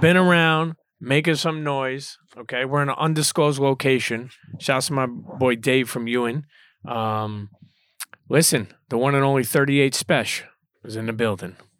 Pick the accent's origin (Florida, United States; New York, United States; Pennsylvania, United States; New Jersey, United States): New York, United States; New York City; for a Brooklyn kid